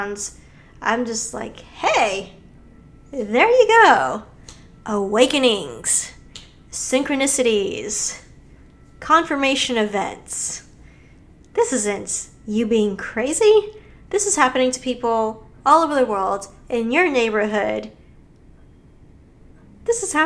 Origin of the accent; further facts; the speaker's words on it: Hawaii, United States; I grew up in Hawaii in a very spiritual place